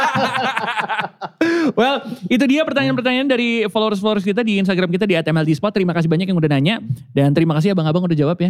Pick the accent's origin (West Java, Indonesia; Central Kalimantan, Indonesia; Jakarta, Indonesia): Jakarta, Indonesia; saya lahir di Jakarta Barat